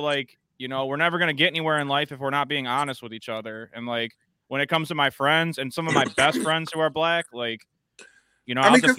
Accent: Detroit, Michigan, United States; I grew up in Detroit. I lived in Detroit.

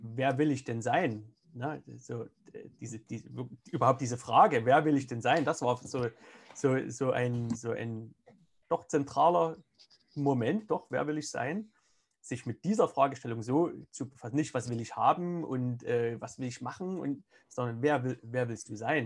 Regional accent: Saxony, Germany; also born or lived in Moscow, Russia; Ich bin ja im, im Osten Deutschlands aufgewachsen

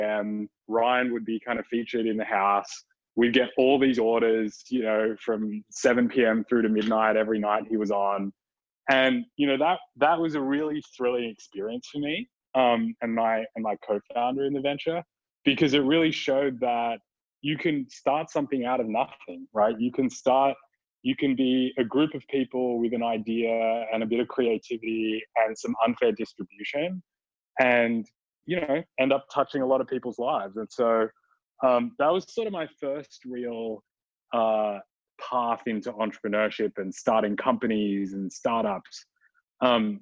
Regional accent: Sydney, New South Wales, Australia; back when I was a wee little undergrad in my hometown of Sydney, Australia

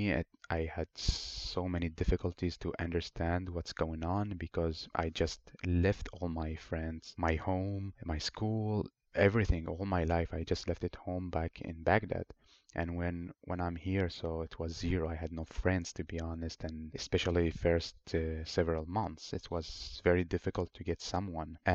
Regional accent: Helsingborg, Skåne, Sweden; so, back to my story. I grew up here in Helsingborg. I made great friends uh, from different nationalities, which is really great because back home we just

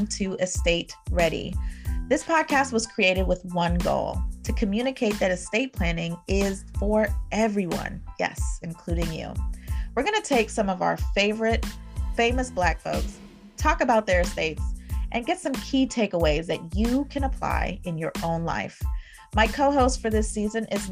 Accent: Jamaica; my personal background is that I am a Jamaican

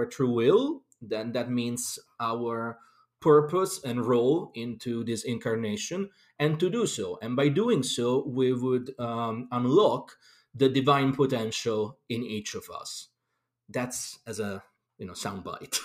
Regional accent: Rome, Lazio, Italy; moved away as an adult; also born or lived in London; now in Glastonbury, United Kingdom; I'm originally from Rome, Italy, but I lived all over the world, really, because I've been a professional musician for most of my life

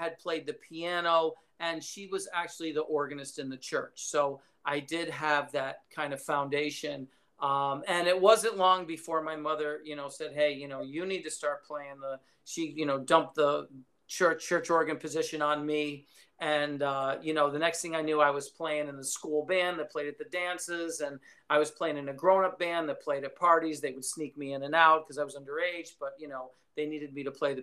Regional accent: Schenectady, New York, United States; I grew up in upstate New York. It's near, kind of near Albany. It's a little town called Schenectady

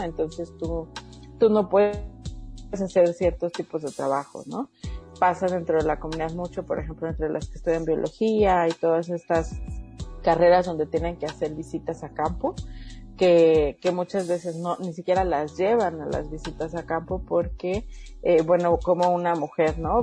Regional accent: Mexico

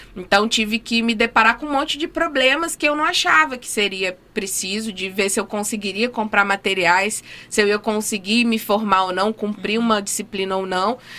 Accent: Minas Gerais, Brazil; now in Rio Grande do Norte, Brazil; Eu sou de Minas, né? Sou mineira, mas estou naturalizada potiguar

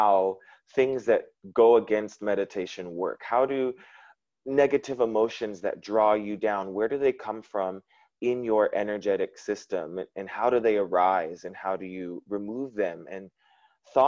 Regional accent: United States; moved away as an adult; now in Vietnam; as an American

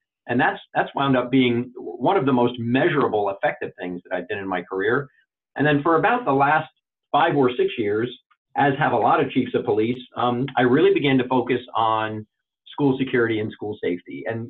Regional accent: Wharton, New Jersey, United States; as a volunteer fireman for about 10 years in my hometown of Wharton, New Jersey.

